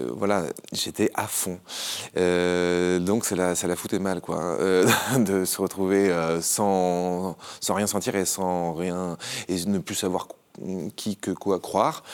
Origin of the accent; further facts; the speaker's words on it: Haut-Var, Provence-Alpes-Côte d'Azur, France; une famille lambda qui grandit dans le Haut-Var